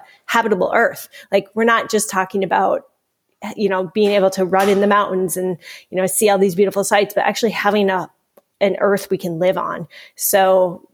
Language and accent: English; Minnesota, United States; I hail from Minnesota